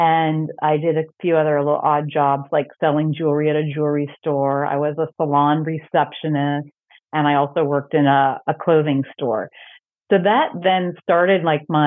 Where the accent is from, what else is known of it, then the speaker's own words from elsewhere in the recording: Centerville, Ohio, United States; moved away as an adult; also born or lived in Toronto; now in Los Angeles, United States; I grew up in Centerville, Ohio, which is a suburb of Dayton, Ohio.